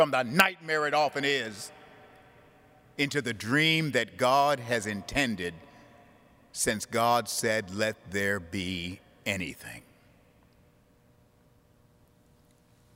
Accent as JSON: {"language": "English", "town": "Buffalo", "region": "New York", "country": "United States", "tie": "born or raised there", "said": "When I was a little boy growing up in St. Philip's Church in Buffalo, New York"}